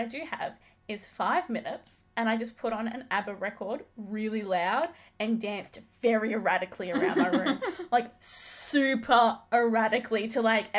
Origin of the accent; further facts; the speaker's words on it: Australia; accent: Aussie; No, we're too Aussie for that.